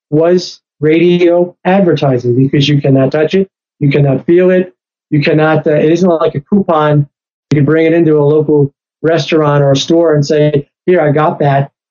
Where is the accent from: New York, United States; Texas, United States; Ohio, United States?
New York, United States; And, and again, I'm from New York. I was there in 911. I was there in New York City.